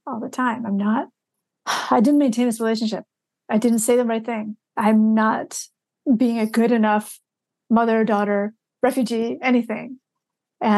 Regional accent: Michigan, United States; a memoir almost 15 years ago now called Stealing Buddha's Dinner that was about, you know, growing up in Michigan

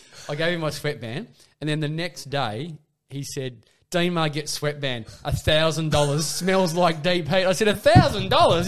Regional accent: Perth, Western Australia, Australia; I was from Perth

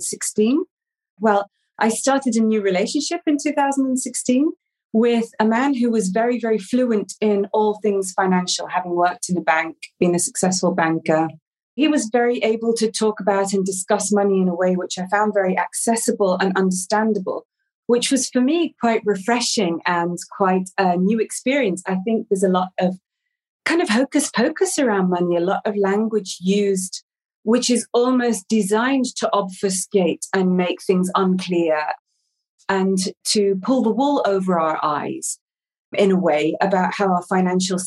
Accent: England, United Kingdom; also born or lived in Amsterdam; now in Portugal; I'm originally English, but I've not lived in England for many, many years

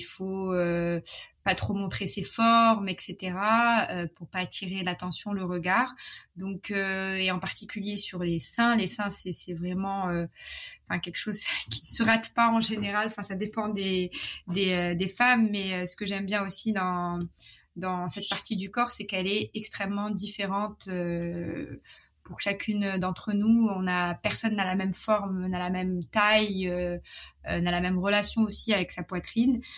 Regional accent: Morocco; moved away as an adult; also born or lived in Paris, France / London, United Kingdom / Shanghai, China; je suis marocaine, j'ai grandi au Maroc

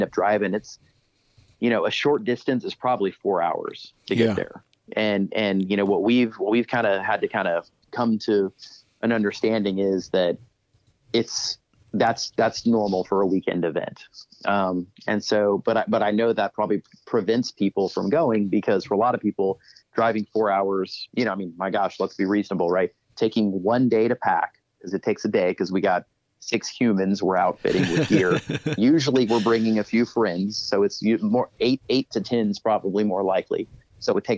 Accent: Texas, United States; all the guys who I grew up with in Texas

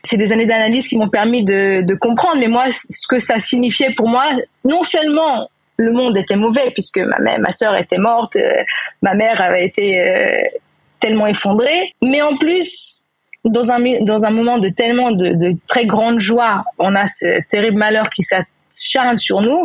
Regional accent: Neuilly-sur-Seine, Île-de-France, France; moved away as an adult; now in Israel; j'ai grandi à Neuilly, donc dans banlieue parisienne

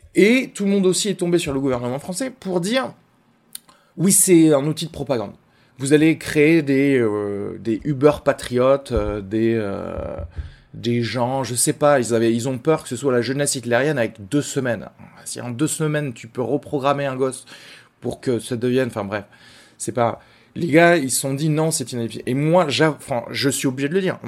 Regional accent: Albi, Occitania, France; je viens d'Albi aussi

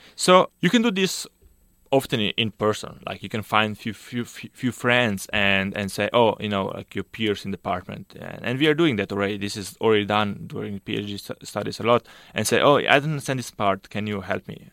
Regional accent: Slovenia; moved away as an adult; I did my undergrad, uh, back home in Slovenia. So I'm from Slovenia

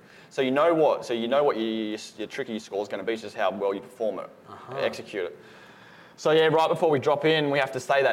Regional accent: Gold Coast, Queensland, Australia; I'm from the Gold Coast, which is 40 minutes away, so it's nice and close to home

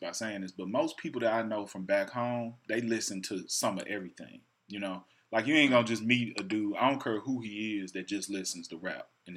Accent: Memphis, Tennessee, United States; moved away; growing up in Memphis

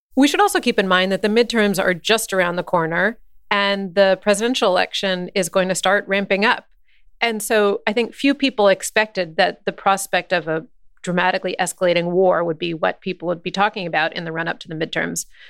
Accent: United States; working for a British publication as an American

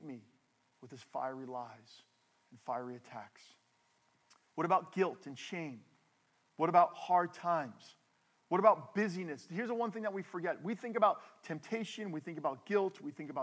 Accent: New Jersey, United States; We are from New Jersey. We are from the Northeast.

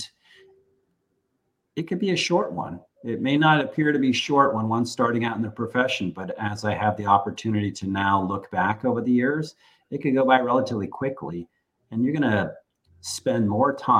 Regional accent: San Francisco Bay Area, California, United States; moved away as an adult; also born or lived in Washington, D.C.; having been born and raised in the San Francisco Bay Area, and none of my family ever having moved away, I was the first person to do so. And I moved to Washington, D.C.

